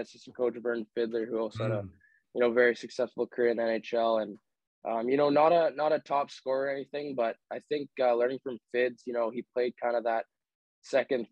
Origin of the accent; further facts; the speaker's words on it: Vancouver, British Columbia, Canada; Growing up, I mean, obviously I'm from Vancouver. So, you know, I watched the Giants as much as I can, you know, when they were at the Pacific Coliseum. So a little bit closer to my house